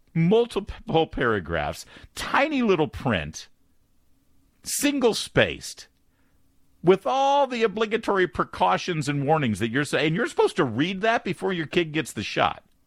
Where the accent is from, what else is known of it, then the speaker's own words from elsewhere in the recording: Newport Beach, California, United States; also born or lived in Detroit, Michigan; now in Washington, D.C., United States; I grew up in Newport